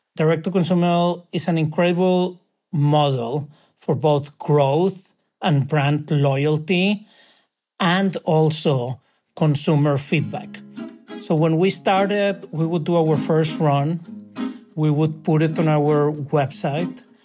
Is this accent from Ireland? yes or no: no; Monterrey, Nuevo León, Mexico; moved away as an adult; also born or lived in New York; I am from Monterrey